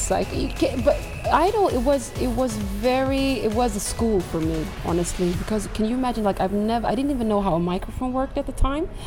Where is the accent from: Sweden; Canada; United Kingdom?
Sweden; Västmanland; also born or lived in Morocco; Like I am from Morocco uh, originally, like uh, born and raised in Sweden, but so I am from the Atlas Mountains of Morocco